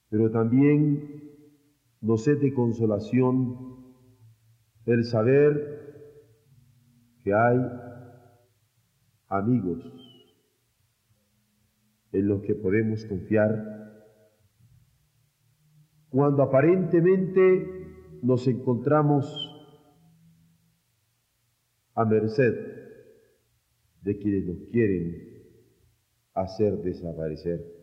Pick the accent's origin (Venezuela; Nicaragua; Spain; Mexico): Mexico